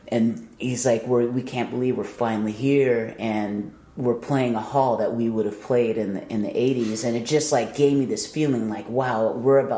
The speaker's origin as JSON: {"language": "English", "town": "San Diego", "region": "California", "country": "United States", "tie": "born or raised there", "said": "San Diego, yeah, born okay. and raised here."}